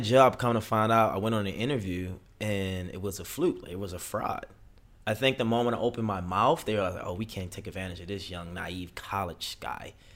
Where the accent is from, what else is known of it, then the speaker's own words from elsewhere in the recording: Baltimore, Maryland, United States; moved away; also born or lived in Los Angeles; I'm from Baltimore City.